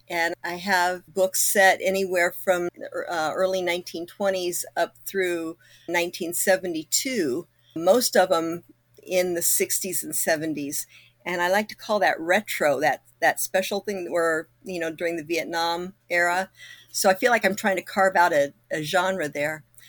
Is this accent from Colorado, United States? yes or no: no; Kokomo, Indiana, United States; moved away; my hometown we moved away from Kokomo in nineteen seventy-two.